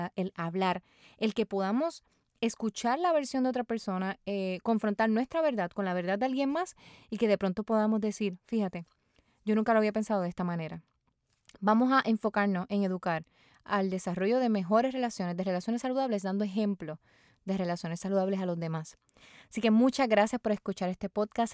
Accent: Puerto Rico; mi país, Puerto Rico

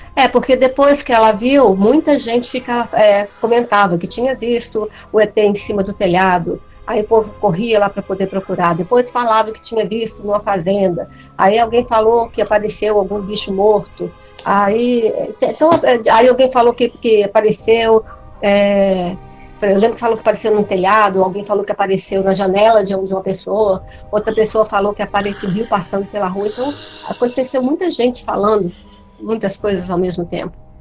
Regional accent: Brazil; eu sou brasileira

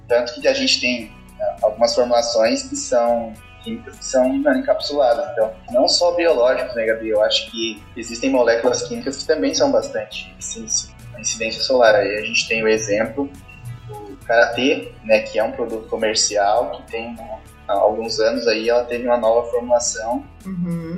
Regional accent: Santa Catarina, Brazil; moved away as an adult; now in Jaboticabal, Brazil; sou natural de Santa Catarina

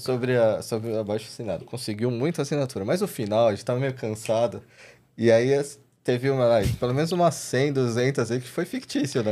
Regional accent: São Paulo, Brazil; sou paulistano, tenho 44 anos, sou casado, trabalho com adestramento de cães, e sou aqui da, ali da Zona Norte, São Paulo, então muito próximo do Play Center. Então é, cresci frequentando o Play Center

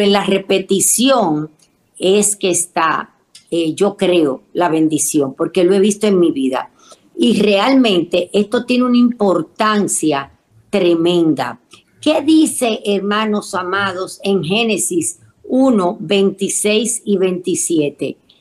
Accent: Dominican Republic; Mi tierra, República Dominicana

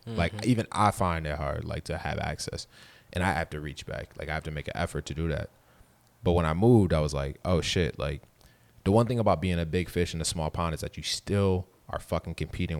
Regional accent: Grand Rapids, Michigan, United States; moved away as an adult; also born or lived in Chicago; yeah, I grew up here, but I moved, like, right after Grand Valley.

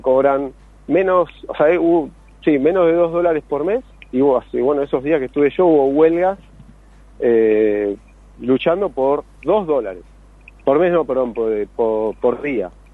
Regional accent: Argentina; yo soy de Argentina

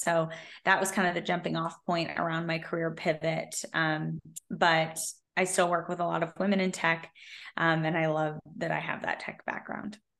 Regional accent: Silicon Valley, California, United States; I grew up in Silicon Valley

